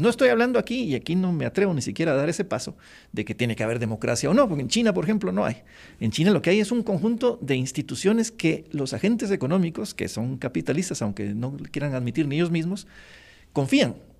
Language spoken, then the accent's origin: Spanish; Guatemala